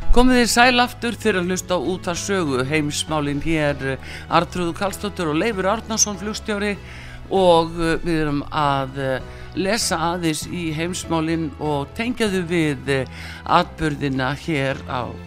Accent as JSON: {"language": "Icelandic", "country": "Iceland"}